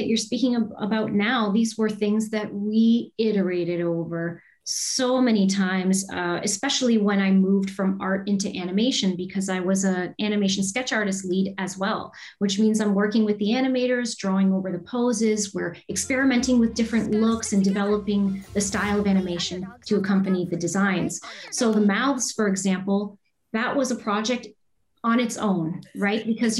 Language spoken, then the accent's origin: English; Windsor, Ontario, Canada; also born or lived in Toronto; in Windsor, Ontario, but went to school in Toronto, which is where I met my husband, Dan.